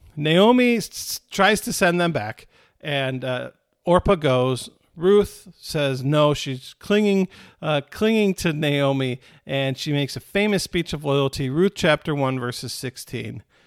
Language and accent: English; Michigan, United States; I was born in Michigan instead of Italy